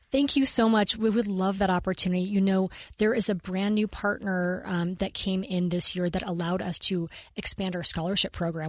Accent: Utah, United States; I am a Utah native. Um, I was, I was born here in Utah

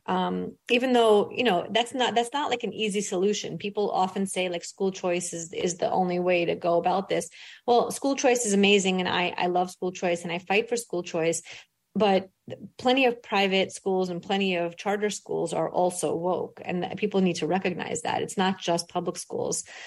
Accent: New York City, New York, United States; English is a second language; moved away as an adult; now in Florida, United States; I grew up in a rough part of Brooklyn. I grew up poor. I was an immigrant. I didn't speak English until I went to school

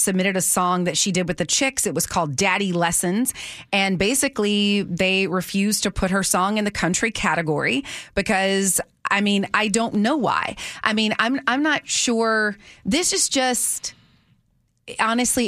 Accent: Deep South, United States; I grew up in the Deep South

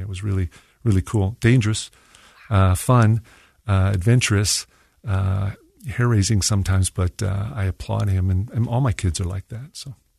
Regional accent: Mesa, Arizona, United States; moved away as an adult; also born or lived in Santiago, Chile; now in Salt Lake City, United States; I grew up in Mesa, Arizona, and I'll never go back.

